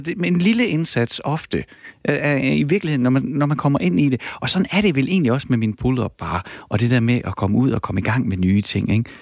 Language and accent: Danish; Horsens, Central Denmark Region, Denmark; accent: East Jutlandic; jeg er fra Horsens